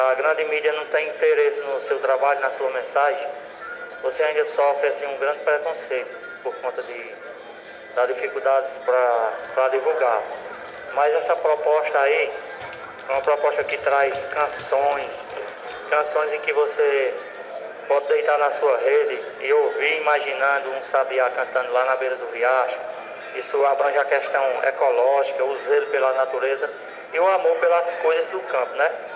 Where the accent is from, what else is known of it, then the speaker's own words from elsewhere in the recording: Missão Velha, Ceará, Brazil; lá para a minha cidade, Missão Velha